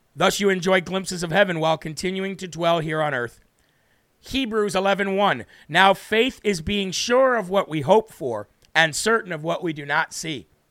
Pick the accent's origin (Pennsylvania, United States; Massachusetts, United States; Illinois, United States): Illinois, United States; I'm from Illinois.